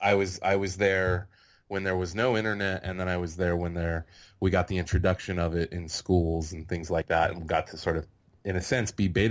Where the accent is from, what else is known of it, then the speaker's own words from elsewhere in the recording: San Jose, California, United States; moved away as an adult; now in Burbank, United States; I am from the South Bay Area, I guess you could say. I grew up in San Jose, California.